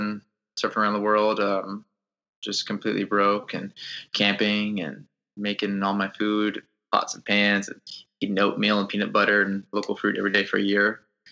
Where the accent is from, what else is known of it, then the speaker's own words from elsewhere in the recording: Atlanta, Georgia, United States; So I was saying that, I lived in Atlanta. I grew up in Atlanta, but I just never felt like I belonged there.